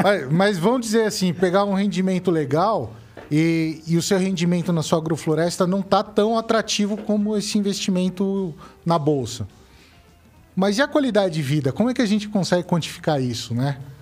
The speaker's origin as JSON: {"language": "Portuguese", "region": "São Paulo", "country": "Brazil", "moved": "as an adult", "said": "eu vim de São Paulo"}